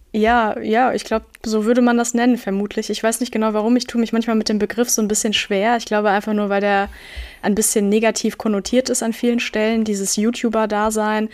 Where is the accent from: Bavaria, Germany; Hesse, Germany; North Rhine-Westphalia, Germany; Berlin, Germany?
North Rhine-Westphalia, Germany; Münster; moved away; in meiner Heimatstadt Münster